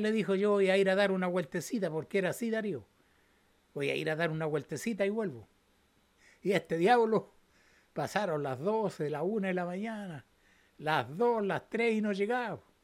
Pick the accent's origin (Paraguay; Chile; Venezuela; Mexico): Chile; así somos los chilenos